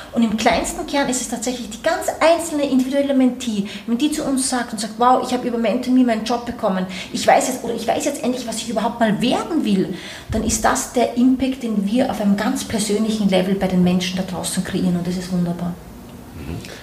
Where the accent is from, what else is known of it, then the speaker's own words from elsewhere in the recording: Austria; also born or lived in New York, United States; now in Berlin, Germany; ich komme ursprünglich aus Österreich, bin das Kind eines Österreichers, einer Brasilianerin, habe lange Zeit dementsprechend in Österreich gelebt